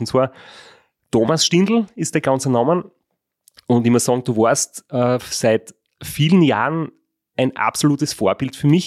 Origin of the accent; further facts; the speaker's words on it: Graz, Styria, Austria; wir sind alle aus Graz